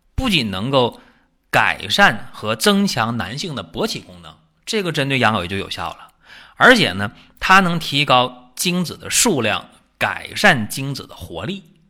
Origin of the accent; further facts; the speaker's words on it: China; 我们中国人